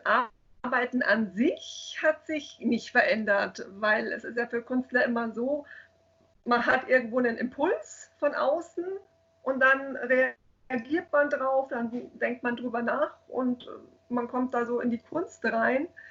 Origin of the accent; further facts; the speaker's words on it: Munich, Bavaria, Germany; ich bin gebürtige Münchnerin, ich war auch immer hier in München